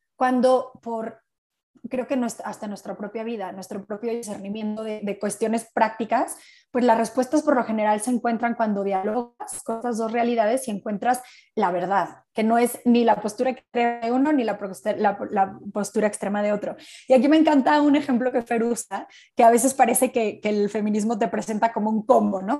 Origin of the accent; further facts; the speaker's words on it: Mexico; soy mexicana